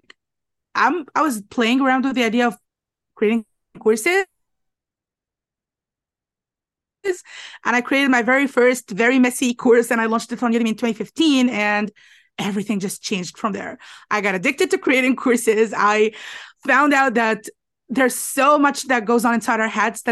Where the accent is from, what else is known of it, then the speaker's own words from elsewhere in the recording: Alexandria, Alexandria Governorate, Egypt; I'm from Alexandria, Egypt.